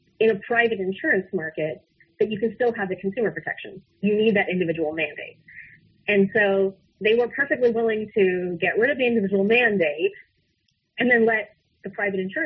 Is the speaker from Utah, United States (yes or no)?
yes; Utah, United States; I think I'm from Utah, so I think even my own Senator Orrin Hatch